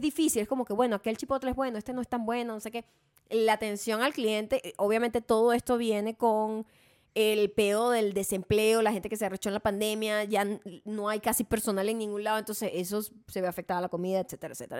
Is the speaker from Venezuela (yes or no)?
yes; Venezuela; yo vengo de Venezuela